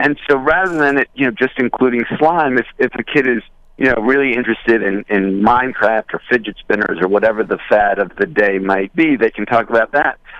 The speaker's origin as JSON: {"language": "English", "area": "Westchester", "region": "New York", "country": "United States", "tie": "born or raised there", "said": "I grew up in Westchester."}